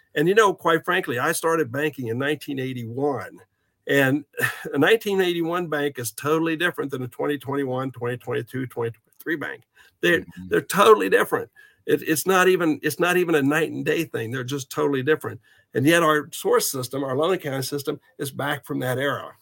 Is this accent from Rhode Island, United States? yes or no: no; Southeast Kansas, United States; moved away as an adult; also born or lived in Texas; now in Kansas City, United States; I'm originally from Southeast Kansas, but my family is originally from the Kansas City area, so I wanted to move back to Kansas City